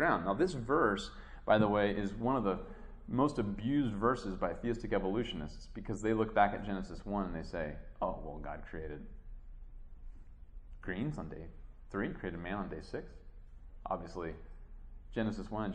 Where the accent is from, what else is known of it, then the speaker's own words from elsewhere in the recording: Midwest, United States; the stuff that I grew up with in the Midwest